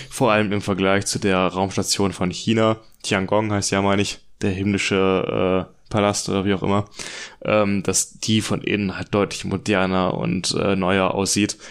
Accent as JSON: {"language": "German", "country": "Germany", "said": "wir als Deutsche"}